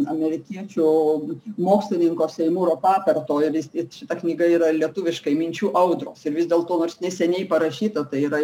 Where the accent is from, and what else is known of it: Lithuania